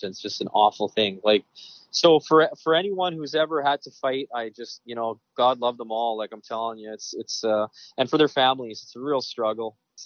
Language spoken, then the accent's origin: English; Western Canada, Canada; moved away; I grew up in Western Canada, CFL football, hockey